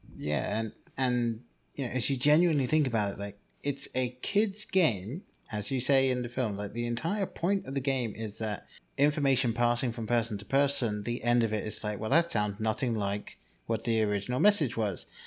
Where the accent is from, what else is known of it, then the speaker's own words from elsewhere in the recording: England, United Kingdom; the name that I grew up with in England